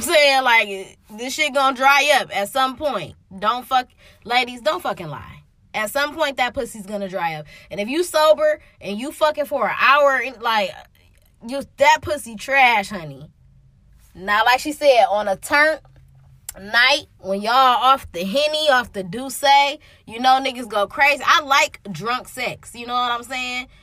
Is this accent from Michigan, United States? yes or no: yes; Detroit, Michigan, United States; I'm from Detroit